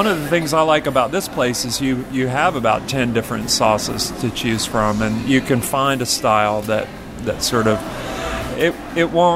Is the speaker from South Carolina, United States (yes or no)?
yes; South Carolina, United States; also born or lived in Texas; now in Florida, United States; I was born in South Carolina, and for those of you barbecue aficionados out there, it's a vinegar-based sauce that I grew up with, and I just recently moved to Florida from North Carolina